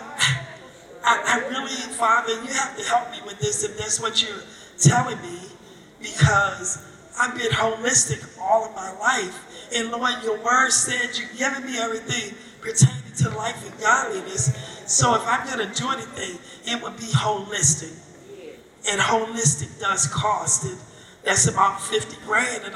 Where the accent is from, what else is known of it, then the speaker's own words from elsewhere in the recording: Virginia, United States; I'm from Virginia